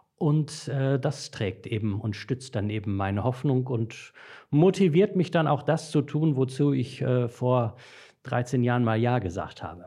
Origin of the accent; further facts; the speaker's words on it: Dortmund, North Rhine-Westphalia, Germany; moved away as an adult; also born or lived in Brakel, East Westphalia; Ich komme gebürtig aus Dortmund